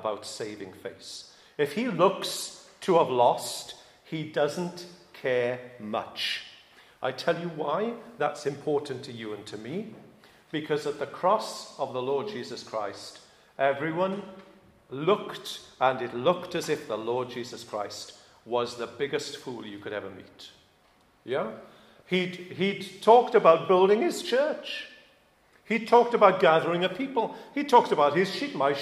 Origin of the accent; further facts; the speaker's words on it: United Kingdom; I am British